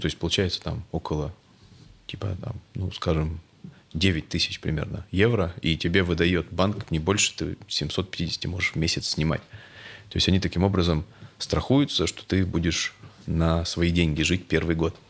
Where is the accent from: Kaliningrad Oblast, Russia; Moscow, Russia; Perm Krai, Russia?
Perm Krai, Russia; Perm; в моем родном городе Пермь